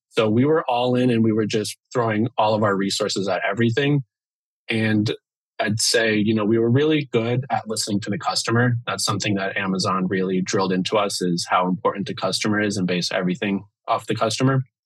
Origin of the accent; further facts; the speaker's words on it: Miami, Florida, United States; now in Seattle, United States; I'm from the East Coast, from Miami, and uh, yeah, grew up there